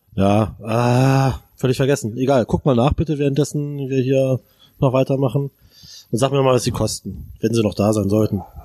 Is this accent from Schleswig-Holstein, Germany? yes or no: no; Braunschweig, Lower Saxony, Germany; moved away as an adult; now in Berlin, Germany; ich komme aus Braunschweig, äh, ehemals Zonen.